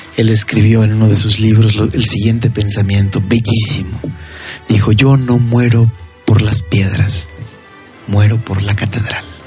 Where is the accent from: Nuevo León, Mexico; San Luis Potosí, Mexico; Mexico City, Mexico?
San Luis Potosí, Mexico; Tamazunchale; Yo recuerdo mi niñez, por ejemplo, en Tamasunchale